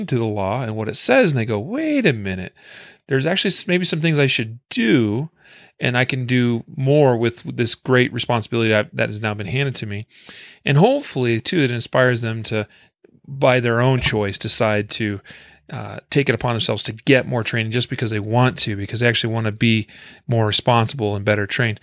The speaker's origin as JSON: {"language": "English", "region": "Idaho", "country": "United States", "tie": "born or raised there", "moved": "yes", "said": "my home state is Idaho"}